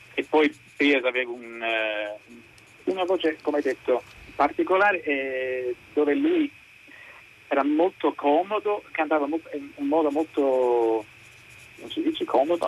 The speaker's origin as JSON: {"language": "Italian", "region": "England", "country": "United Kingdom", "second_language": "Italian", "said": "io sono inglese"}